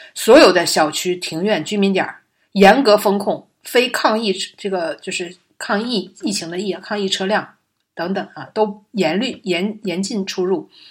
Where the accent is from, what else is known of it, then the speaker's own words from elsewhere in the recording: Liaoning, China; now in Shanghai, China; 我老家吧，辽宁